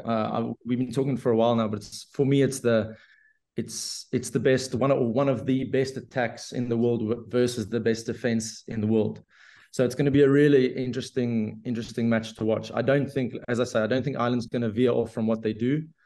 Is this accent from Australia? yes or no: no; South Africa; being a South African